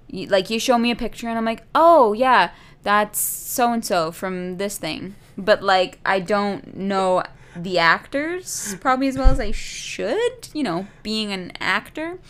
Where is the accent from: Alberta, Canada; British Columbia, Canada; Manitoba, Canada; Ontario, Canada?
Alberta, Canada; Calgary; moved away; growing up in Calgary